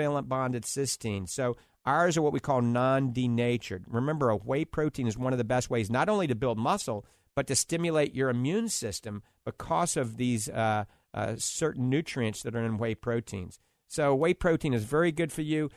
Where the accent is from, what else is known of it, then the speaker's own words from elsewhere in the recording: New Orleans, Louisiana, United States; now in Florida, United States; I grew up in New Orleans